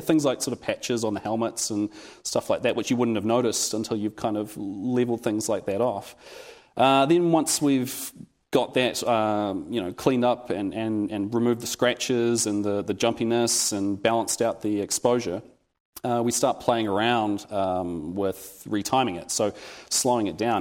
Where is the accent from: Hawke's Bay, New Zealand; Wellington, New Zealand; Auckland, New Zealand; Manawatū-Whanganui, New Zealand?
Wellington, New Zealand; I'm from Wellington, New Zealand